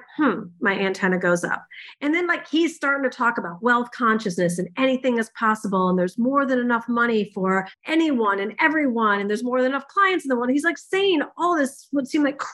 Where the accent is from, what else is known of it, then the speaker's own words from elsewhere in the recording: Michigan, United States; I'm from Michigan